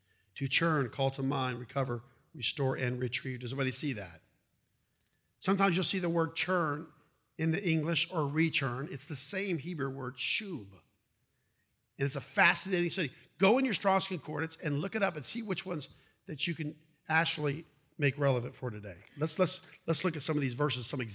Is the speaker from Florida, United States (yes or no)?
yes; Brandon, Florida, United States; born or raised there; also born or lived in Ohio